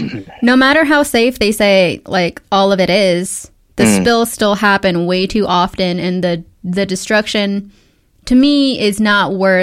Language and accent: English; Midland, Texas, United States; Because I'm from Midland.